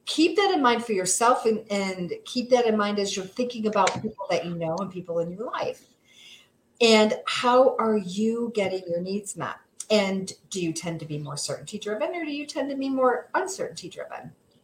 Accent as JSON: {"language": "English", "town": "Seneca Falls", "region": "New York", "country": "United States", "tie": "born or raised there", "said": "I was born and raised in Seneca Falls, went to Minders Academy, graduated from Minders Academy, but I could not wait to get out of this one horse town."}